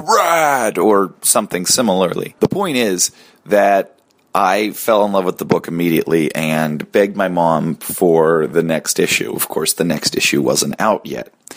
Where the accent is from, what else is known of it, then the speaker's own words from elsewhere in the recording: Pittsburgh, Pennsylvania, United States; I grew up outside Pittsburgh